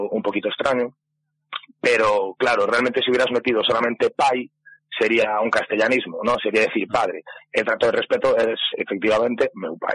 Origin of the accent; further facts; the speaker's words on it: Galicia, Spain; aunque todos somos gallegos, hay mucha gente que, que reside en Madrid, que lleva trabajando muchísimo tiempo fuera